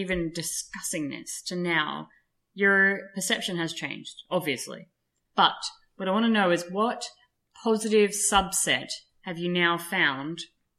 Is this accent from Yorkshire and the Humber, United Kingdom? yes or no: no; Scotland, United Kingdom; We are from Scotland, so.